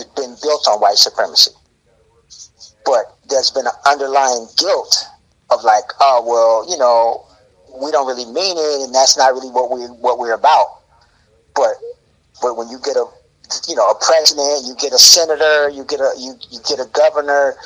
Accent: Alabama, United States; where my mom lives, where I was born in Alabama.

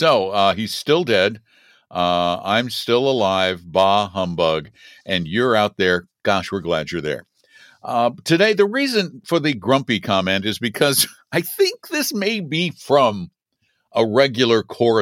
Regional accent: Boulder, Colorado, United States; I am, but not from Denver. I'm from Boulder

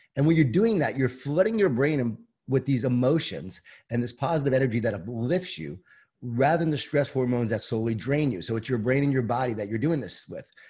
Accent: Long Island, New York, United States; I grew up in Long Island, New York, in a Jewish Italian family

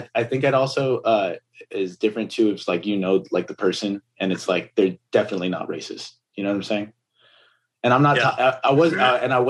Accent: Pico Rivera, California, United States; also born or lived in Montebello; I was raised in Pico Rivera, Montebello.

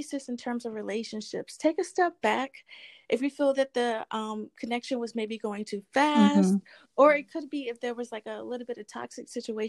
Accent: Mississippi, United States; now in New York City, United States; I'm originally from Mississippi. I live in New York City now.

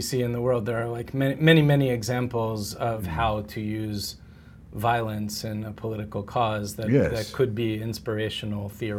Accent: United States; as an American

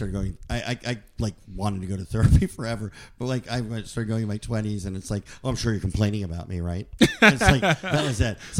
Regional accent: New Jersey, United States; I grew up in Jersey

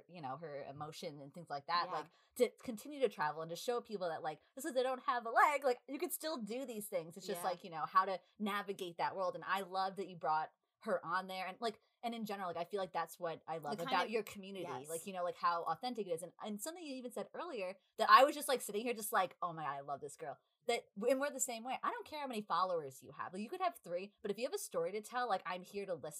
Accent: New York, United States; we're from New York

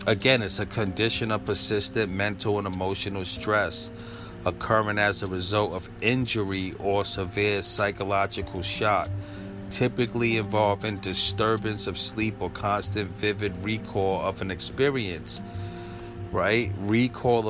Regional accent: New York City, New York, United States; growing up in the 80s and 90s in Brooklyn

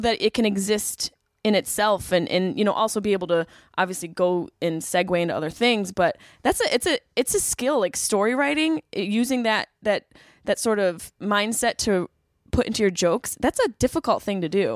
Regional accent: Syracuse, New York, United States; moved away as an adult; also born or lived in Boston; I grew up in Syracuse, everyone's boozers in Syracuse

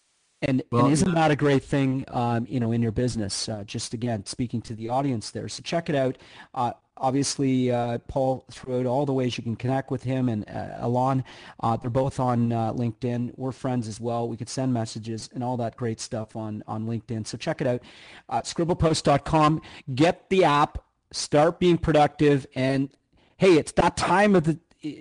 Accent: Canada; now in United States; I'm Canadian

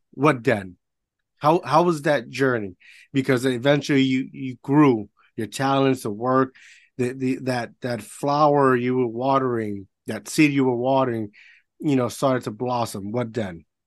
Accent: Puerto Rico; I grew up in Puerto Rico

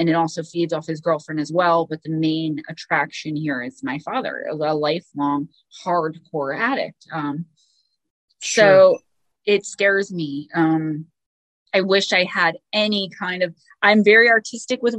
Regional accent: Paterson, New Jersey, United States; my hometown, the town I love, Paterson, New Jersey

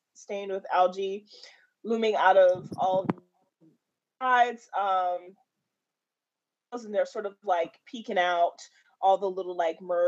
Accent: New York, United States; moved away; I'm from New York

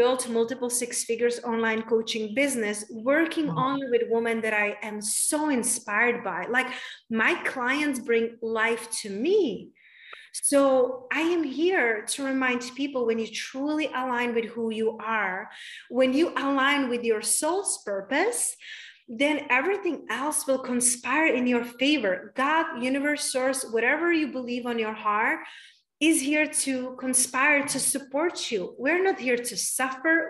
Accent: Czechia; also born or lived in London / Spain / United States; now in Tulum, Mexico; I moved from Czech Republic, and I live in London, and I live in Spain, and then I live in the United States for 11 years

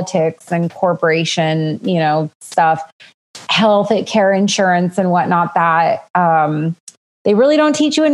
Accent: Southern California, United States; moved away; also born or lived in Los Angeles, California / Western Arizona / Las Vegas, Nevada; born and raised in Southern California, but it wasn't like in metro areas. I mean, I was born in the LA area, but we moved to the high desert.

